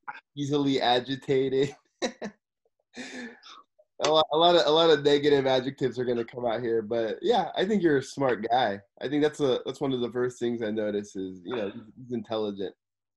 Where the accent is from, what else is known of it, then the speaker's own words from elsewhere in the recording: Simi Valley, California, United States; moved away as an adult; now in Tokyo, Japan; I'm from Simi Valley, California, and I'm living in Tokyo, Japan.